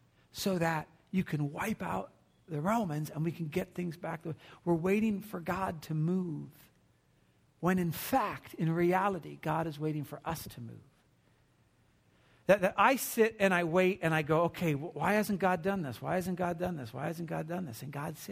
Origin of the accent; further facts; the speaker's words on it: New Jersey, United States; I was born in New Jersey